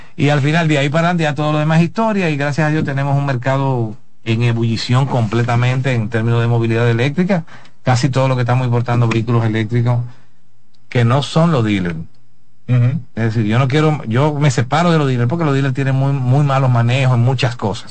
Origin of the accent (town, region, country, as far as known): Dominican Republic